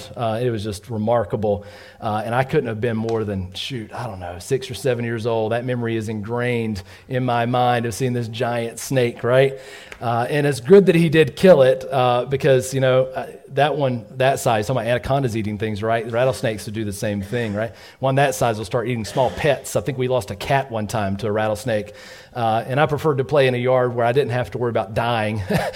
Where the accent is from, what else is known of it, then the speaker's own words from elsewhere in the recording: Georgia, United States; we grew up in Georgia